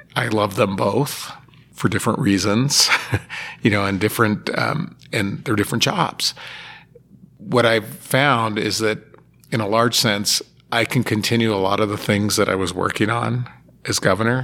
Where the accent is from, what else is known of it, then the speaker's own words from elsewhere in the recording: Sparks, Nevada, United States; I grew up in Sparks